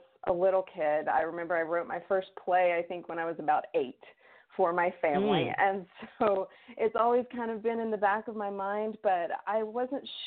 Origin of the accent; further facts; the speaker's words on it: the South, United States; I grew up in the South